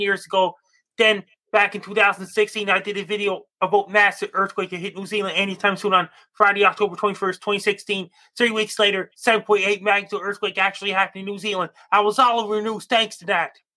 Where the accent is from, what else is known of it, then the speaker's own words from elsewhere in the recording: Sydney, Nova Scotia, Canada; I was born in Sydney, Nova Scotia, Canada.